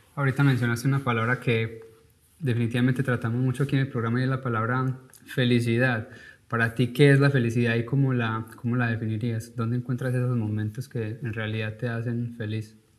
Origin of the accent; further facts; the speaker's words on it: Paisa region, Antioquia, Colombia; now in United States; como paisa o como colombiano